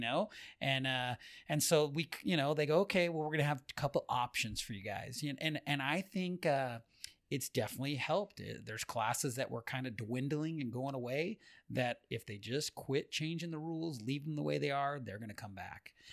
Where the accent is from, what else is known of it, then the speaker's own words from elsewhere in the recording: Orange County, California, United States; moved away as an adult; now in Las Vegas, United States; born and raised in Orange County